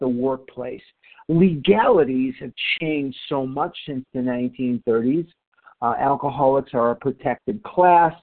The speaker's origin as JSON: {"language": "English", "region": "Illinois", "country": "United States", "said": "I'm not from Missouri. I'm from Illinois."}